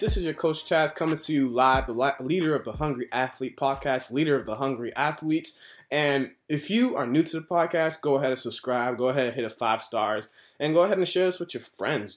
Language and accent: English; United States; as an American